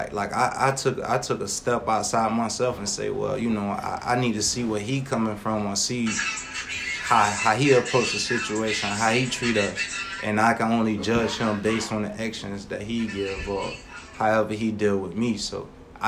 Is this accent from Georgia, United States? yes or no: yes; Savannah, Georgia, United States; growing up in Savannah at a young age